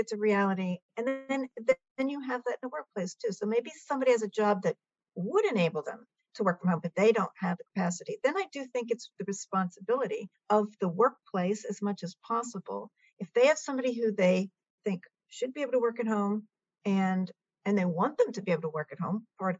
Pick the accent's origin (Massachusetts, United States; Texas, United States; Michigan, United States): Massachusetts, United States; Milton; I happen to supervise a food pantry in my hometown of Milton, Massachusetts